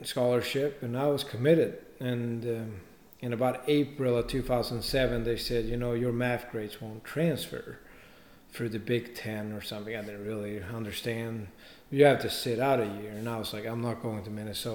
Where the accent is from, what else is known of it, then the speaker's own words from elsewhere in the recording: Stockholm, Stockholm County, Sweden; moved away as an adult; also born or lived in Augusta, Georgia; I'm from Stockholm